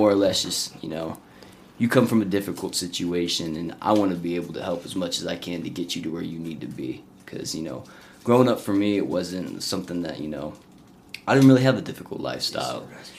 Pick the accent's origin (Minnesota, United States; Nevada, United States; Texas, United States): Texas, United States; born there; also born or lived in Alaska / Oklahoma / Colorado; So, you know, I was born in Texas, moved to Alaska, then Oklahoma, and then here into Colorado.